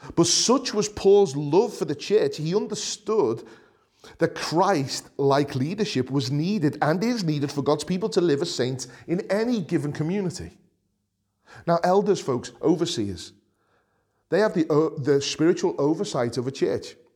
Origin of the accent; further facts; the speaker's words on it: Liverpool, North West England, United Kingdom; accent: Scouse; as a scouser, as a, someone who's proud of coming from Liverpool